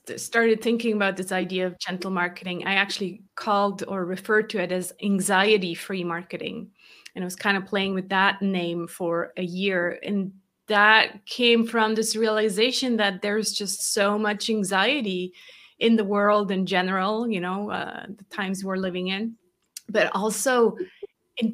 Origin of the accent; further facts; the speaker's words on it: Switzerland; English is a second language; I grew up in Switzerland, born and raised to Swiss parents. People are always kind of like, huh, you sound American. I'm not. I really grew up here in this tiny country over in Europe, and learned English much later